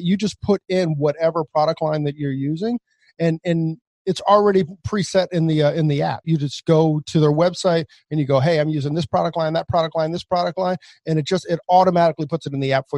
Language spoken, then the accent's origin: English; Maryland, United States; we're from Maryland